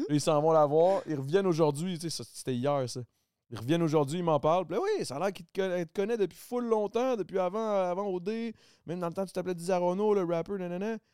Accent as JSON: {"language": "French", "region": "Quebec", "country": "Canada", "accent": "Québécois", "said": "je, me, parle très québécois"}